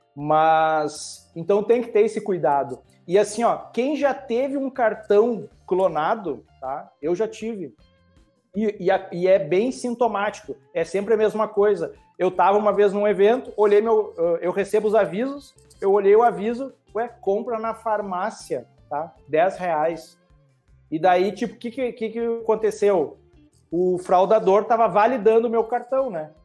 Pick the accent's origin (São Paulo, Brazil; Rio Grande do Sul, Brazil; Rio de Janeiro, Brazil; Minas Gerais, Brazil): Rio Grande do Sul, Brazil; eu sou do Rio Grande do Sul